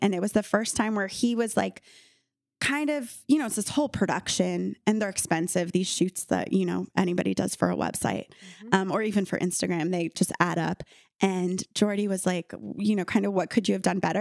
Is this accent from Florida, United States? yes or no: yes; Miami, Florida, United States; moved away as an adult; growing up in Miami